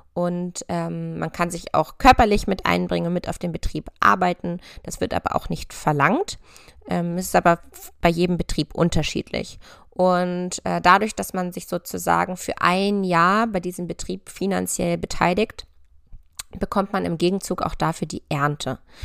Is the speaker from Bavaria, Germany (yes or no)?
no; near Hanover, Lower Saxony, Germany; moved away as an adult; also born or lived in Göttingen / Berlin; Ich bin auf einem Ackerbaubetrieb in der Nähe von Hannover aufgewachsen